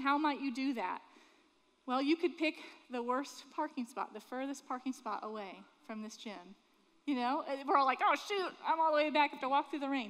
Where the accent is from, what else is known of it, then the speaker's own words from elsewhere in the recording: Sanford, Florida, United States; I grew up in Sanford